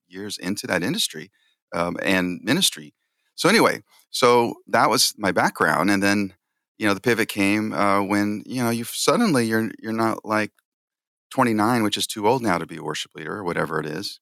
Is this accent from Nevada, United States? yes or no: no; San Jose, California, United States; this big church, um, in San Jose, California, which is my hometown